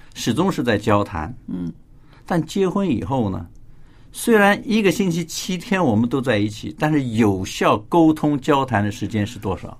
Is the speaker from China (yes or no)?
yes; China; 我们中国人